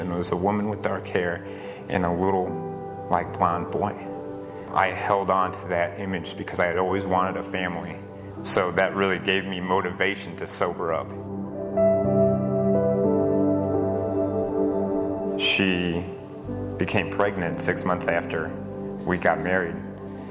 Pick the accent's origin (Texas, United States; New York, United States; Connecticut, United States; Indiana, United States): Indiana, United States; Dyer; I'm from Dyer, Indiana.